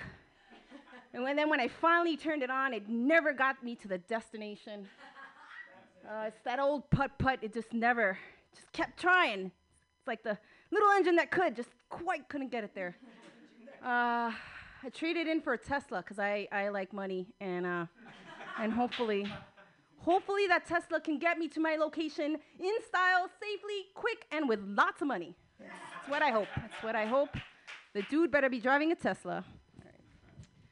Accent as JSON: {"language": "English", "region": "New Jersey", "country": "United States", "moved": "yes", "lives_now": "California, United States", "said": "I'm from New Jersey, and you know, I also speak Spanish"}